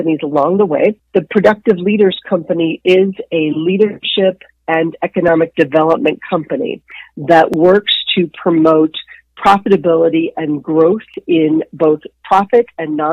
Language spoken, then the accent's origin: English; Dallas, Texas, United States; moved away as an adult; I grew up in Dallas, Texas